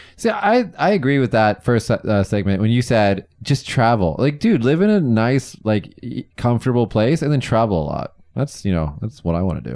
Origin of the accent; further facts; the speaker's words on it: Las Vegas, Nevada, United States; moved away as an adult; now in Kagoshima, Japan; We're in my hometown of Vegas